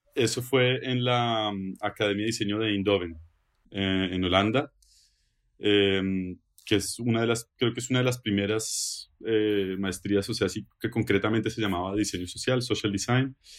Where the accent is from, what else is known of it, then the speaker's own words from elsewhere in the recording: Bogotá, Colombia; moved away as an adult; also born or lived in Netherlands / Genk, Belgium; now in Belgium; Yo vengo de Bogotá, Colombia